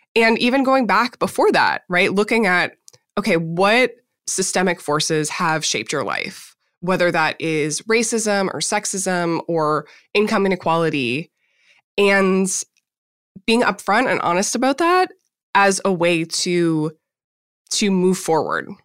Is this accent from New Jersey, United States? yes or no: no; Minnesota, United States; I grew up in Minnesota